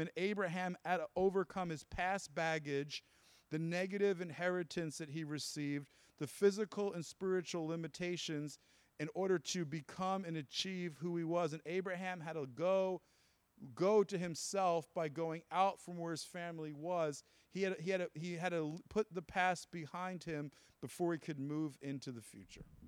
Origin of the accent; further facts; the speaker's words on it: New Jersey, United States; I'm from Jersey